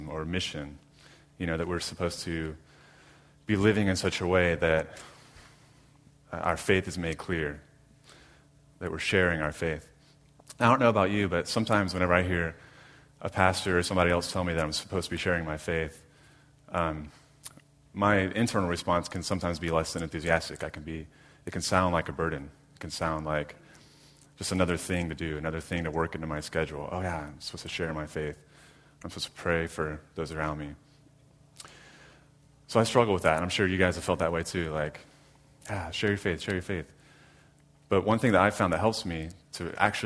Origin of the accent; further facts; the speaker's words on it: Jacksonville, Florida, United States; moved away as an adult; also born or lived in Orlando, Florida; now in Jacksonville, United States; I'm from Jacksonville, born and raised. Grew up in Arlington.